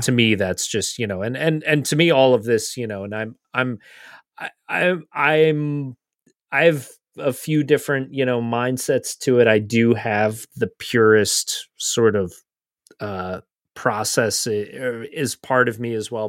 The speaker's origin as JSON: {"language": "English", "country": "United States", "said": "as American fans"}